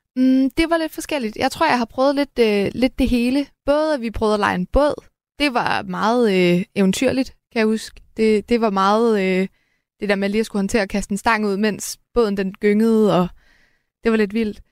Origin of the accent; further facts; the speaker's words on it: Helsingør, Capital Region of Denmark, Denmark; jeg kommer fra Helsingør